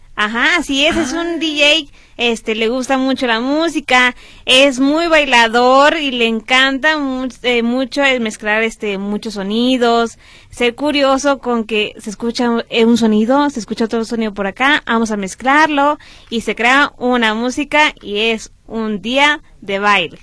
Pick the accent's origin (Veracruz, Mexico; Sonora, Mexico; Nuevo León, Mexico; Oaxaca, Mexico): Nuevo León, Mexico; Monterrey; Somos de Monterrey